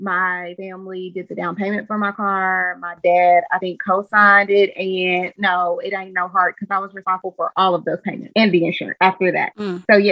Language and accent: English; Kentucky, United States; I'm from Kentucky